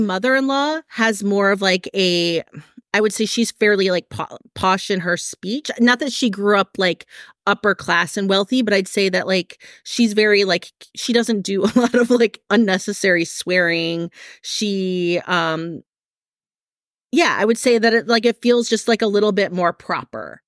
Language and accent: English; Midwest, Michigan, United States; now in California, United States; I grew up in the Midwest, so I know what like real stormy weather is like, like Michigan gets, gets weather